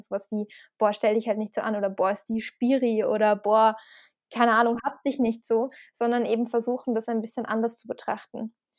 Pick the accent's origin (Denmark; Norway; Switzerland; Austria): Austria; Salzburg; moved away; ich bin auch in Österreich aufgewachsen tatsächlich.